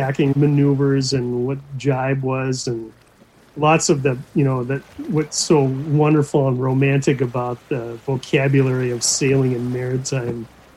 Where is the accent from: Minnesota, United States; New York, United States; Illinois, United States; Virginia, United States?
Minnesota, United States; Anoka; I grew up in Anoka, which is, Anoka is a town that you drive through in order to get to your cabin.